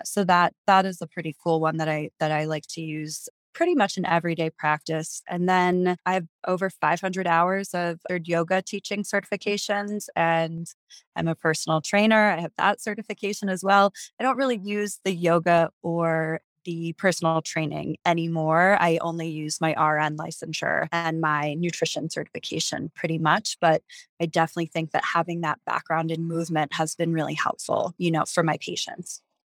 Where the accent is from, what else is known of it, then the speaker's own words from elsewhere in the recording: New York City, New York, United States; moved away as an adult; also born or lived in Wisconsin; now in Jackson, United States; I was born and raised in New York City and just outside